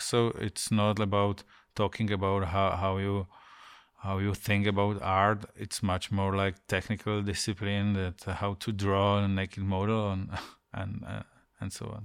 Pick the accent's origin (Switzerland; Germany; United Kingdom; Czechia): Czechia; Ostrava, Moravian-Silesian Region; English is a second language; now in Prague, Czech Republic; I was born in Ostrava in some prefab building, you know, everything was gray around